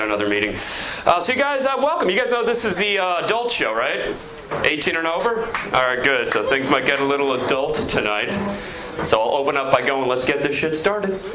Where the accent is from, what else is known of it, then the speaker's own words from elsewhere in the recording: Plantation, Florida, United States; I'm from Florida too, actually. Grew up in Plantation